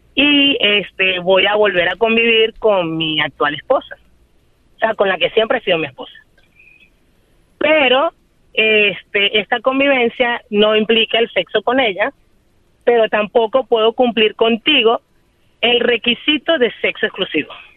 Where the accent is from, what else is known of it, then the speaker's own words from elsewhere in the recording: Venezuela; moved away as an adult; now in Chicago, United States; Soy venezolana y tengo un año medio viviendo en Chicago